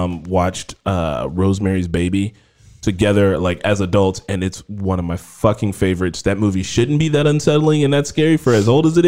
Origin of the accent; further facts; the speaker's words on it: Gary, Indiana, United States; I grew up in Gary, you know, it was a little rough